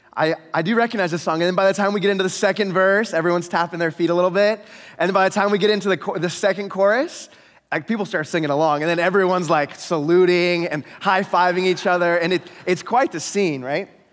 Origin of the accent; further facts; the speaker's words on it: Oregon, United States; moved away as an adult; now in Canada; going back home. But I'm not gonna drive all the way back to Oregon